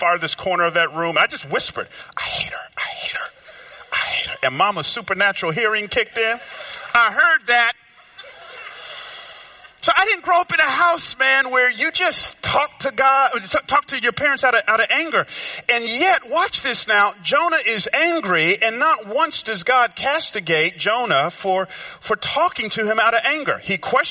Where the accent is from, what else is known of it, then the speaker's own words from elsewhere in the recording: Georgia, United States; moved away; also born or lived in Memphis; I grew up down south in Georgia